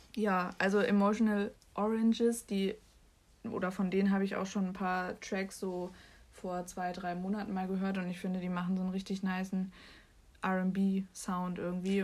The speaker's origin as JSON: {"language": "German", "region": "Bremen", "country": "Germany", "said": "durch die Straßen meines Viertels äh, gelaufen bin, ich die ähm, in einem bekannten Café, also der Lilie bei uns in Findorf, also in Bremen"}